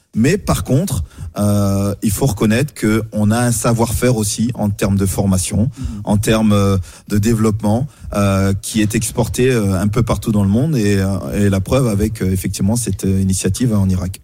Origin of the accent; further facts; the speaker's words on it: France; chez nous en France